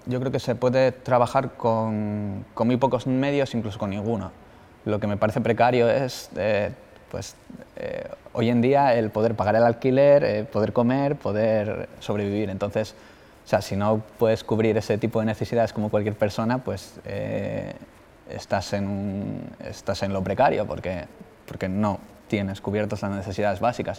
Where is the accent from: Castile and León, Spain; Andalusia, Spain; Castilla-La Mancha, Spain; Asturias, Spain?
Asturias, Spain; El Entrego; moved away as an adult; now in Bilbao, Spain; soy de, de La Guardia, de la entrego, y vivo en Bilbao